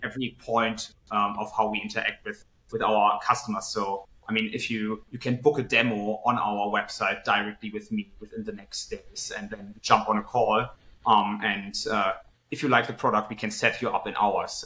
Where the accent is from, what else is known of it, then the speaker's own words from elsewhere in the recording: Cologne, North Rhine-Westphalia, Germany; also born or lived in United Kingdom; I actually grew up uh, in Cologne, Germany, um, and then moved to the UK uh, for three years